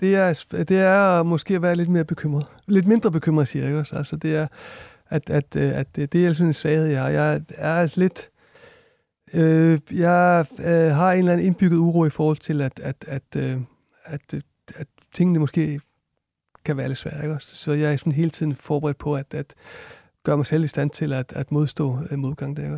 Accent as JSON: {"language": "Danish", "country": "Iceland", "moved": "yes", "said": "jeg kommer fra Island også"}